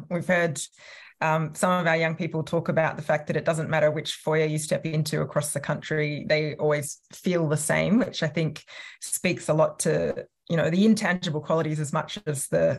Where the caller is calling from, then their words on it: Sydney, New South Wales, Australia; I'm joining from Tarramarrigal land, which is part of the Eora Nation in the sort of north and northwestern part of Sydney.